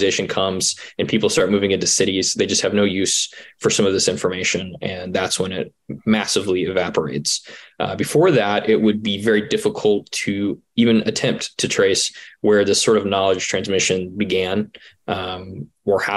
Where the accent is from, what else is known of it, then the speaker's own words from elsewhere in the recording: Georgia, United States; I grew up in Georgia and in North Georgia, there was a big push